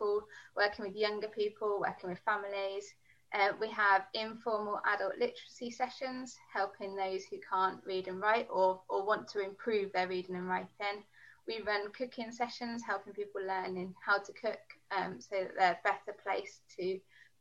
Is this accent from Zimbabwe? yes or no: no; London, United Kingdom; moved away as an adult; also born or lived in Birmingham / Dudley / Coventry; I grew up in London. I moved to the Midlands